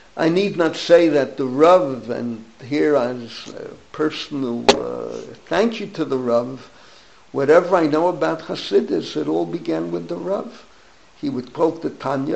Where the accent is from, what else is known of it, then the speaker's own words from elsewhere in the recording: New York City, New York, United States; we grew up together in the Bronx, my classmate, my friend